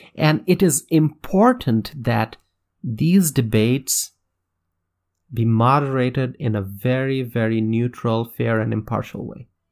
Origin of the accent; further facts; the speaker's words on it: United States; As an American